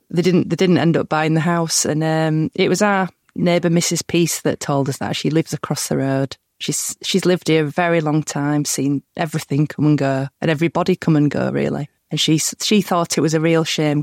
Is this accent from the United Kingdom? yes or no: yes; Huddersfield, Yorkshire and the Humber, United Kingdom; growing up in Huddersfield, which is really near Halifax